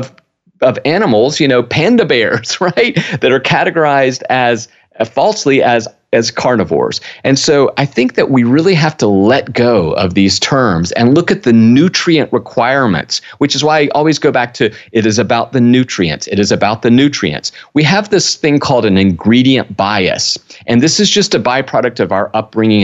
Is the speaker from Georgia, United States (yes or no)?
yes; South Georgia, United States; I grew up in South Georgia